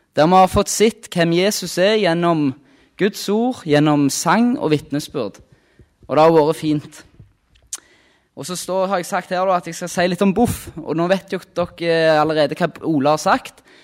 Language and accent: Norwegian; Rennesøy, Rogaland, Norway; Kommer fra Rogaland, på ei øy som heter Rennesøy.